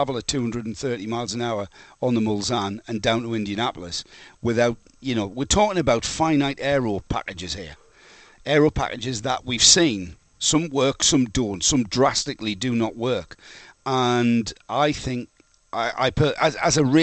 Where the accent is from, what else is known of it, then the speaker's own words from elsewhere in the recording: England, United Kingdom; I'm English.